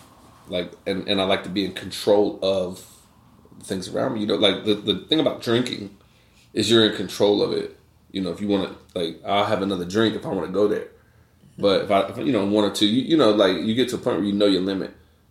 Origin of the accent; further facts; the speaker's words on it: East Coast, United States; I grew up on the East Coast, and, you know, weed on the East Coast was just weed.